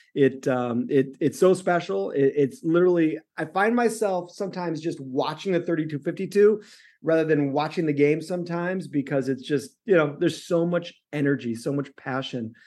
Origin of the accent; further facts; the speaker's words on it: Chicago, Illinois, United States; moved away; also born or lived in the West (US); I'm from Chicago